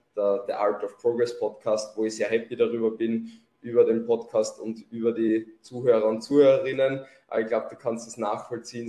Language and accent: German; Lower Austria, Austria; accent: Lower Austrian dialect; komme aus Niederösterreich, deswegen auch mein Dialekt.